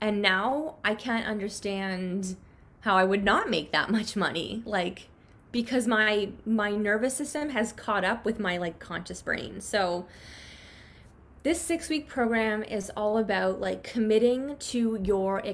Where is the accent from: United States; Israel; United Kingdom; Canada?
Canada; I grew up in Canada, and Canadians are like pretty conservative or not as like flashy about our money